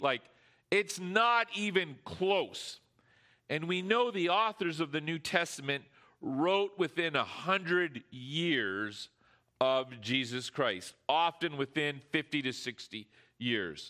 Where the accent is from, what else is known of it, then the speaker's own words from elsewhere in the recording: Canada; we're Canadian